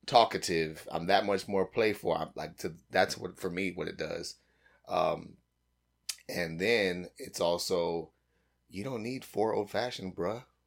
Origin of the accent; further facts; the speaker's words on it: United States; I'm totally American.